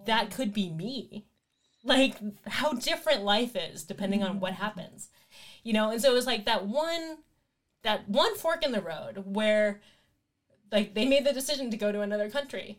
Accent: United States; in America, I'm American. I only speak American.

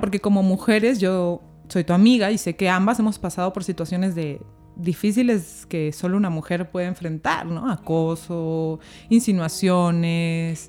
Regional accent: Peru; now in Mexico; somos los peruanos

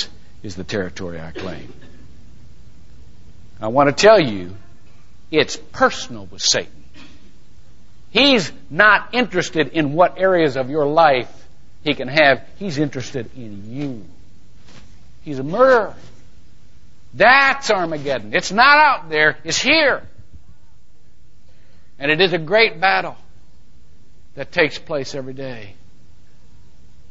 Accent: Shelby, United States; now in Longwood, United States; my hometown.

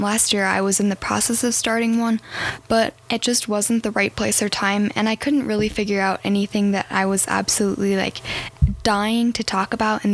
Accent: Arizona, United States; now in Colorado, United States; I grew up in Arizona, so I'm very excited to be moving back

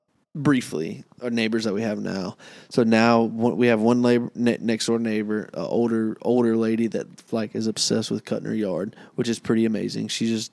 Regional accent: New York, United States; I'm from New York.

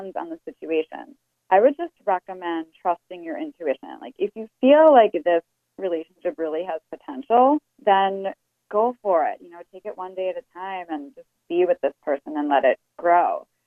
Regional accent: Chicago, Illinois, United States; moved away; I'm actually originally from Chicago

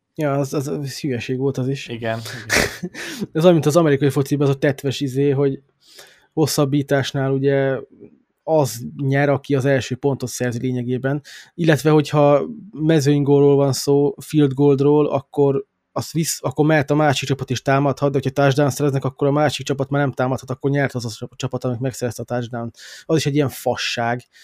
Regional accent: Hungary; now in England; a Magyarországon éltem, meg magyar vagyok

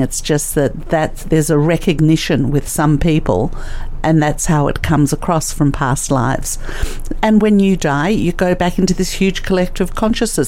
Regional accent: Australia; also born or lived in Russia; I was born in Russia, and I came to Australia when I was three or four years old

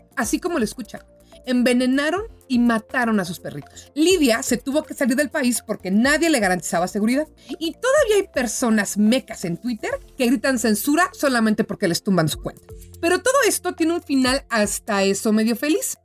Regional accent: Mexico; siendo mexicana

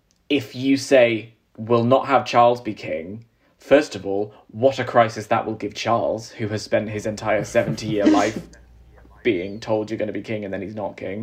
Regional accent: England, United Kingdom; because I'm English

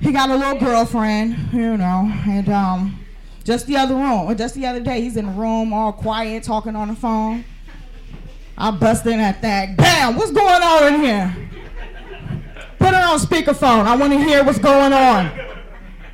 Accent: San Francisco, California, United States; I'm from San Francisco.

